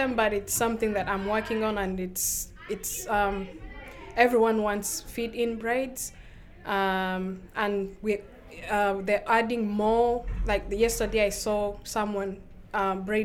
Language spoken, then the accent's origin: English; Uganda; moved away as an adult; now in Maine, United States; I'm originally from Uganda.